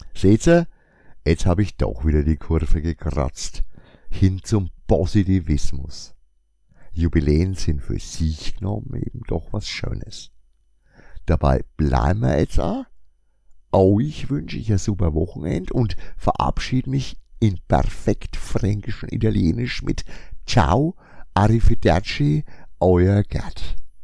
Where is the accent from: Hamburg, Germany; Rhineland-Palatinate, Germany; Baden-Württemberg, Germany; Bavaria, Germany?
Bavaria, Germany; Franconia; accent: Franconian; mit meinem fränkischen Dialekt